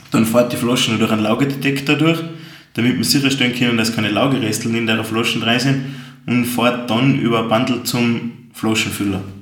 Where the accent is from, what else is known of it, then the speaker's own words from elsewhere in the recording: Austria; Bei uns in Österreich gibt es leider kein wirkliches Gesetz dafür.